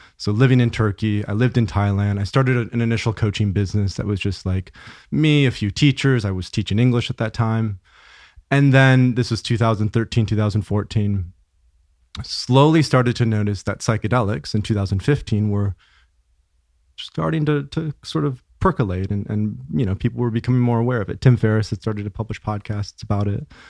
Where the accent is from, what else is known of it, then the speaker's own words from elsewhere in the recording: Grand Rapids, Michigan, United States; I grew up in, uh, West Michigan. So Grand Rapids, small city, two hundred thousand people, suburb of Grand Rapids.